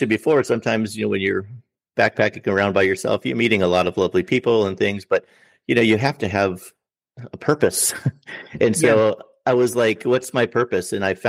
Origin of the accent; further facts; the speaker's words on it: Minnesota, United States; I said, well, I'm from Minnesota, which is a state in the north middle part of the United States.